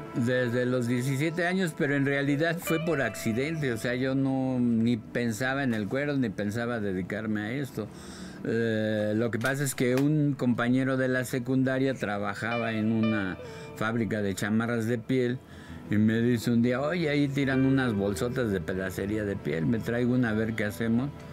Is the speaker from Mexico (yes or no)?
yes; Mexico City, Mexico; he vivido en todos los barrios bravos, ¿no? Precisamente de la Ciudad de México, te digo, nací en La Obrera, viví en la Doctores, en la Buenos Aires, en Tepito, en la Guerrero, en el centro de la Ciudad de México